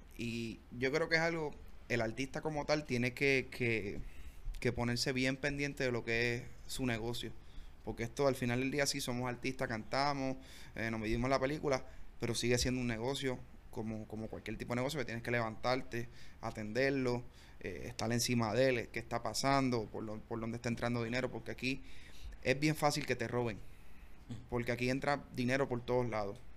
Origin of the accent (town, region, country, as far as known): Bayamón, Puerto Rico; born or raised there; also born or lived in Comerío, Puerto Rico